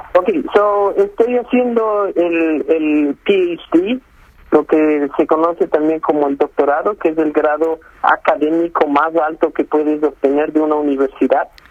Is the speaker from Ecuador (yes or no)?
yes; Ecuador; moved away as an adult; now in Saudi Arabia; Yo soy el único ecuatoriano registrado en una universidad eh, aquí en Arabia Saudita.